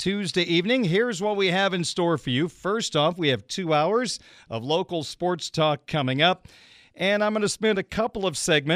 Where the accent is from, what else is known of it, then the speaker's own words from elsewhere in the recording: Illinois, United States; now in South Bend, United States; I was back in my home state of Illinois for a few days